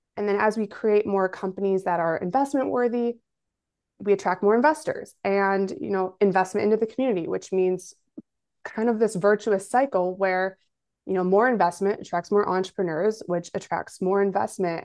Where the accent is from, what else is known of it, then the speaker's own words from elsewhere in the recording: Kenosha, Wisconsin, United States; Kenosha is my hometown